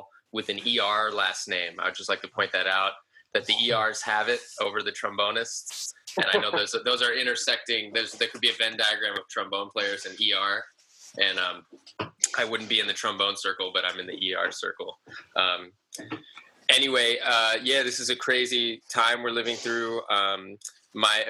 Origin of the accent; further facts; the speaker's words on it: Framingham, Massachusetts, United States; my hometown of Framingham, Massachusetts